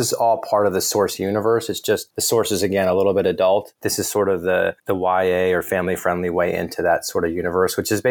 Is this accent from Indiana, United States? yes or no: yes; Indiana, United States; I was born in Indiana